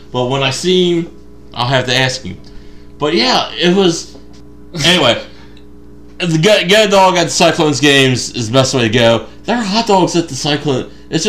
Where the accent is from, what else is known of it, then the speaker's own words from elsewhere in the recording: Cincinnati, Ohio, United States; We're from Cincinnati.